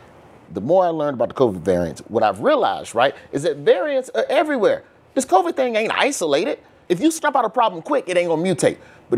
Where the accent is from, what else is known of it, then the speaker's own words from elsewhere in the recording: Alabama, United States; I'm from Alabama.